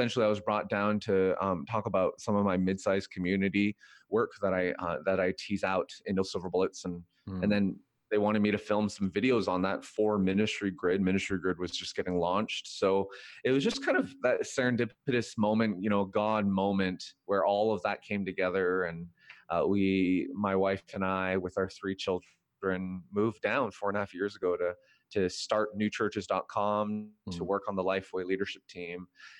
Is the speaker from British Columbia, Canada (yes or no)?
yes; Vancouver, British Columbia, Canada; moved away as an adult; also born or lived in Korea; now in United States; Korean-Canadian, born and raised in Vancouver.